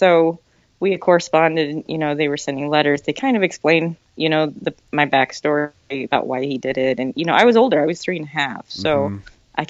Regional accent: Seoul, South Korea; born there; I was born in Seoul.

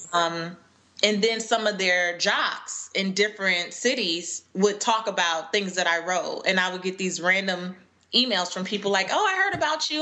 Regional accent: Los Angeles, California, United States; moved away as an adult; now in Atlanta, United States; I grew up in Los Angeles and I moved to Atlanta in 2009

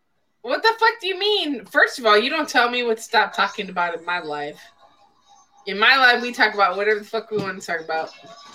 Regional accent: Illinois, United States; also born or lived in Wisconsin; now in Texas, United States; I'm actually from Illinois, but I live in Texas.

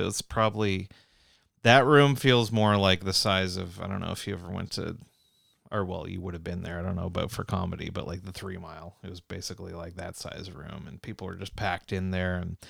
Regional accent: Canada; I'm a Canadian in a strange land play.

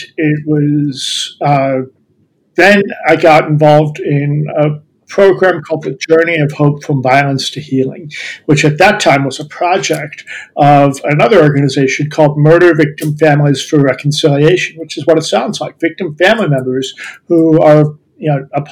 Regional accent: Columbus, Ohio, United States; I'm from Ohio. I grew up in Columbus. That's where I live now.

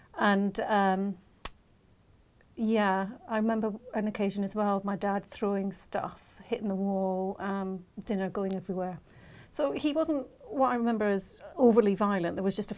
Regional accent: Scotland, United Kingdom; also born or lived in Yorkshire; I was born in Yorkshire, from what I understand, but I was brought up mainly in Scotland because my dad was in the army and he settled up there. I have a brother and a sister, and so we were brought up in Scotland.

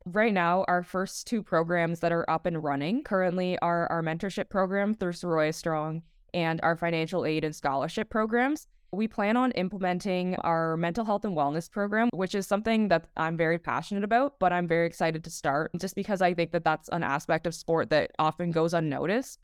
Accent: Toronto, Ontario, Canada; play for my hometown

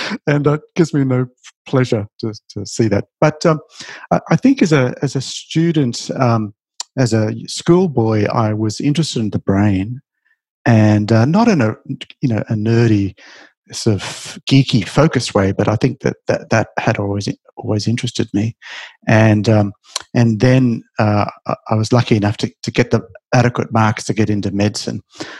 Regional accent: Australia; Well, see, Australia is a great country. We're a young country, part of the new world.

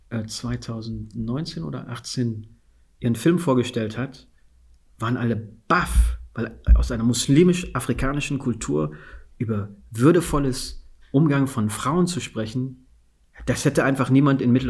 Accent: Guinea; als ich gesagt habe, ich bin aus Westafrika, aus Guinea, ich bin Fuller

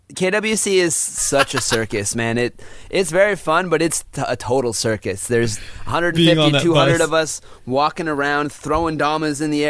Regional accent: Canada; I'm Canadian.

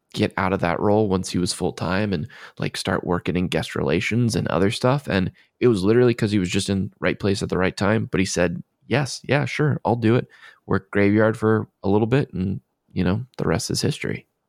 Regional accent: Maryland, United States; I'm from Maryland

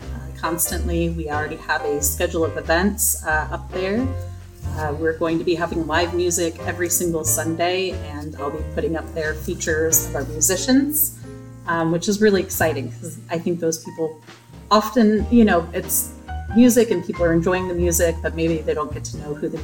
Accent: New England, Connecticut, United States; moved away as an adult; now in Kingston, United States; I'm from New England, so just the views alone make me think of being back home in Connecticut

